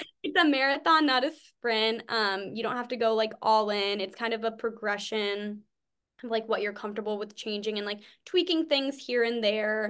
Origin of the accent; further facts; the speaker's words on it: New England, United States; from New England